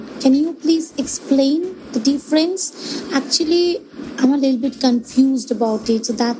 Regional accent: India; I'm from India.

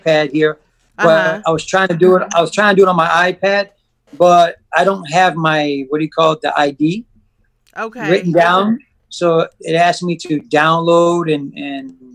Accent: Louisiana, United States; also born or lived in Buffalo, New York / Westwego, Louisiana; ended up in Louisiana in an orphanage home

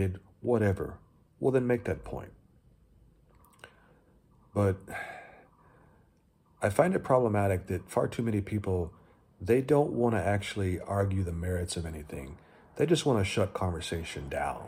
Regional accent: Texas, United States; moved away; also born or lived in California; I grew up in Texas

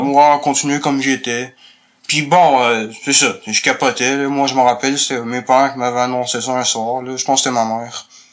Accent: Montreal, Quebec, Canada; je suis né à Montréal

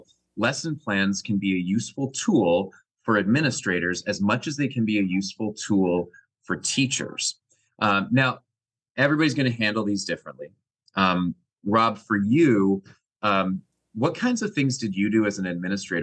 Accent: Canada; I'm from Canada

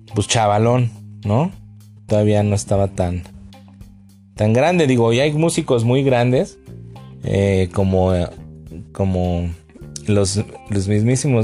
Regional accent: Mexico; nosotros como mexicanos

